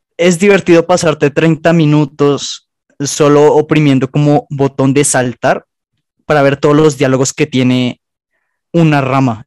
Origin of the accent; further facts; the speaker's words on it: Colombia; Somos colombianos